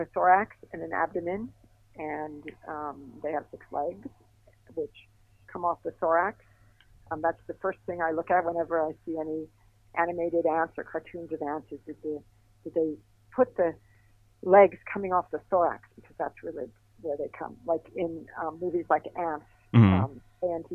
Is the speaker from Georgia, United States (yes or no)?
no; Miami Beach, Florida, United States; I grew up in Miami Beach